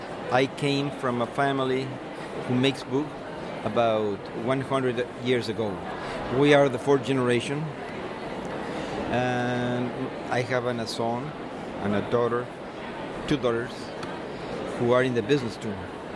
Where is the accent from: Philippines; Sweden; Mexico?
Mexico; Mexico City; English is a second language; I am a publisher from Mexico City.